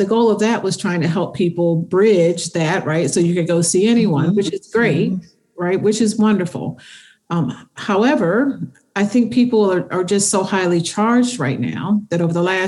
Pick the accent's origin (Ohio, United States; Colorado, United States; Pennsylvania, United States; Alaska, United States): Pennsylvania, United States; Philadelphia; I'm from Philly